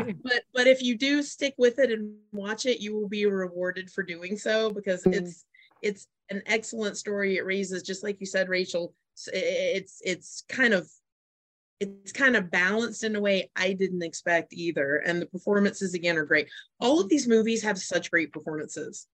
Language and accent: English; Las Vegas, Nevada, United States; I'm from Las Vegas, I'm Las Vegas based